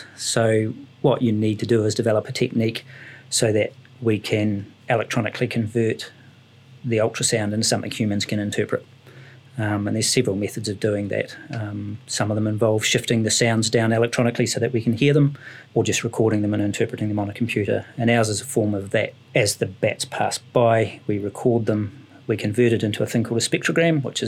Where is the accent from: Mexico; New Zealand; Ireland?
New Zealand; Ashburton, Canterbury; I was brought up in Ashburton, where there's not an awful lot of wildlife